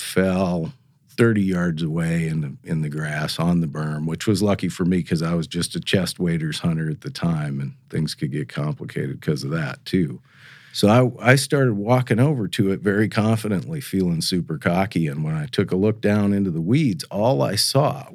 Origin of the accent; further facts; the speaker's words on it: Missoula, Montana, United States; moved away as an adult; also born or lived in Alaska; now in North Dakota, United States; I grew up in Missoula, Montana.